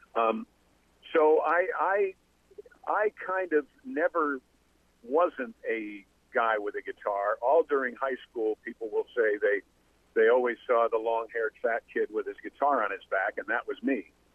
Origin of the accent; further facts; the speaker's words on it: Westchester County, New York, United States; I was actually 18 from Westchester County, New York